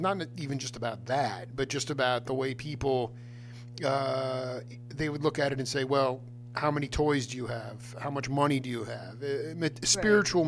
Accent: Stony Brook, New York, United States; I was a Long Island cat.

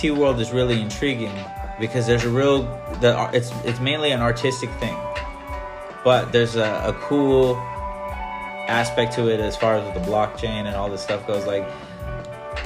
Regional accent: Northwest, United States; make the Northwest my platform for me to amplify my hometown

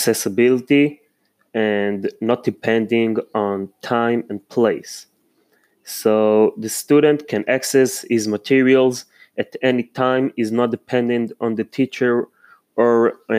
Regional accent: Israel; also born or lived in Holon, Israel; I'm from Israel. I live in Holon, Mikve Israel.

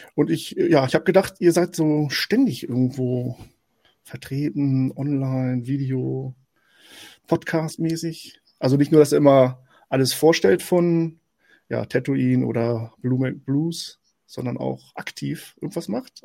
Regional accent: Hanover region, Lower Saxony, Germany; ich komme aus der Region Hannover, äh, zwischen, zwischen Hannover und Celle

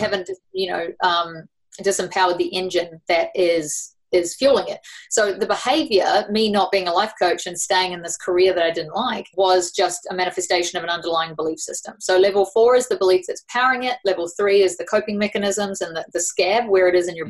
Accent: New Zealand; accent: New Zealand; also born or lived in Sydney, Australia; now in Fernie, Canada; I was born in Sydney and raised in New Zealand. That's what the accent's about.

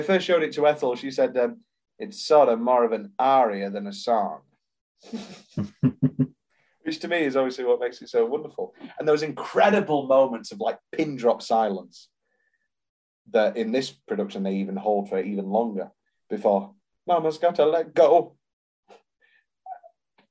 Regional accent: United Kingdom; We're British

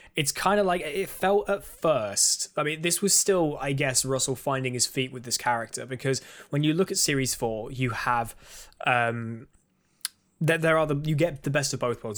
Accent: United Kingdom; I'm British.

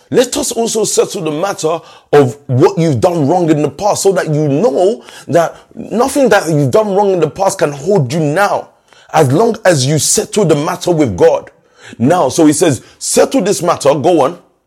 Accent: London, United Kingdom; I remember us growing up in Stockwell

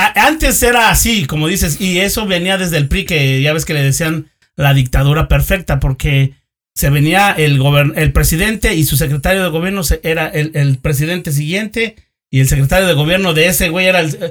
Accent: Mexico; now in United States; yo también soy mexicano, güey. Sí. Yo no soy americano, eh, vivo acá, güey, pero eh, yo soy mexicano

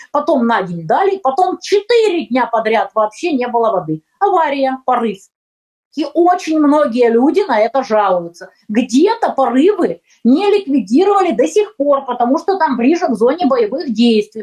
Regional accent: Ukraine; also born or lived in Donbas; я украинка

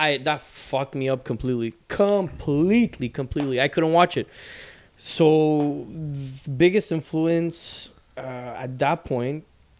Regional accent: Montreal, Quebec, Canada; Because I grew up in the East End

